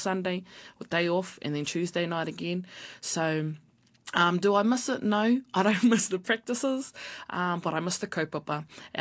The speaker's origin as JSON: {"language": "English", "town": "Hamilton", "region": "Waikato", "country": "New Zealand", "tie": "born or raised there", "said": "I was born in Hamilton, born and bred in the Waikato."}